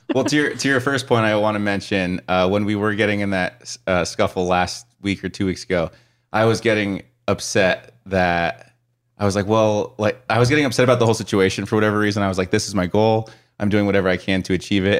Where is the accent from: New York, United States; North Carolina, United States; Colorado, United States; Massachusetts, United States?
Colorado, United States; growing up in Colorado